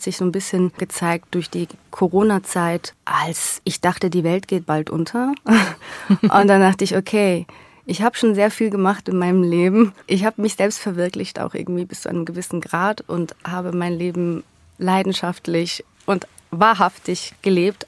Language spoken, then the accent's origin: German; Switzerland; accent: Swiss German; moved away as an adult; now in Berlin, Germany; Dann bin ich Schweizerin.